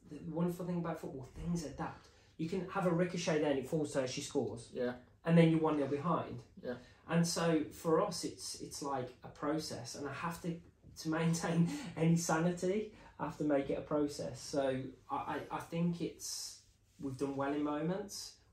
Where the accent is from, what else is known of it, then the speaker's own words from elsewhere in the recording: England, United Kingdom; it's just part of my psyche being probably English is that it's like a little bit uncomfortable sometimes when people call your name.